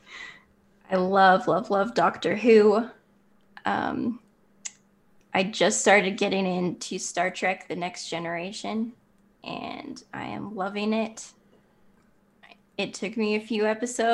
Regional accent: Canada; I am from Canada

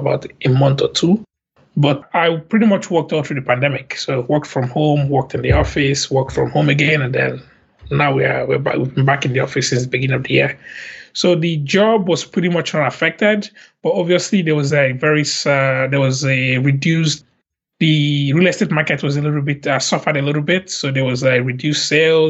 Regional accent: Lagos, Nigeria; moved away as an adult; now in Montreal, Canada; I grew up in Lagos, Nigeria

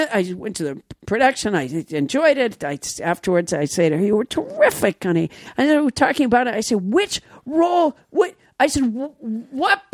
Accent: Sudbury, Massachusetts, United States; now in California, United States; I'm from Sudbury

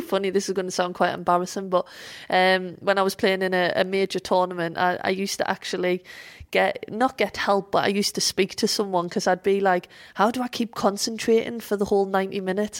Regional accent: Sunderland, North East England, United Kingdom; moved away; Sunderland is my hometown, um, and Fulwell is a part of Sunderland

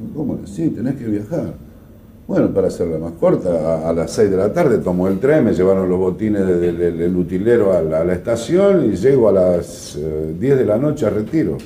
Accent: Rosario, Santa Fe, Argentina; soy rosarino hasta la muerte

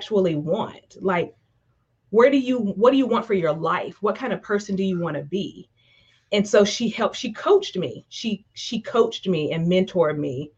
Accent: Eastern North Carolina, United States; I grew up in Eastern North Carolina, probably tell from my accent, I'm from the Deep South

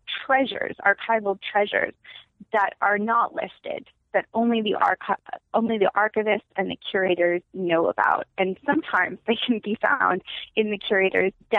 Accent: Los Angeles, California, United States; also born or lived in New York; I'm from LA.

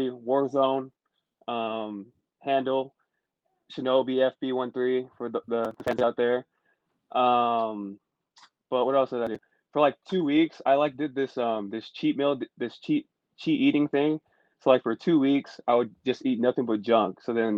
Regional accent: Utah, United States; I went home. I'm from Utah. For those of you who don't know that, I am from Utah.

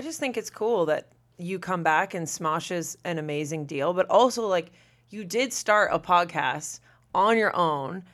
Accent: Massachusetts, United States; moved away; I'm from Massachusetts

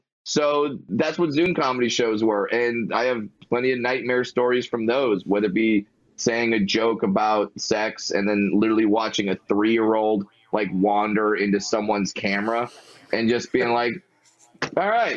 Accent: Fullerton, California, United States; Born and raised in Fullerton, California

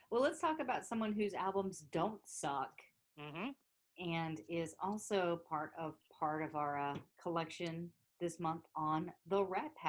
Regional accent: South Carolina, United States; Uh, we're also from South Carolina.

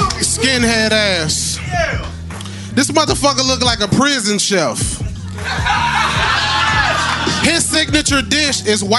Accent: the South, United States; I'm from the South

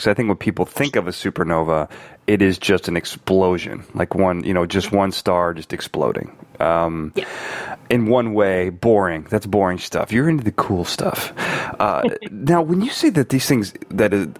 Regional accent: Chicago, Illinois, United States; I'm from Chicago, and I went to school in the northern part of Chicago

